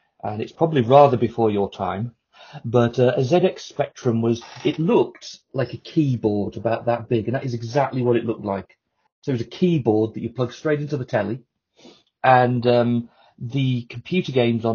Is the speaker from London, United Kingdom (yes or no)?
no; Telford, West Midlands, United Kingdom; I'm from Telford, in fact, which you won't have heard of.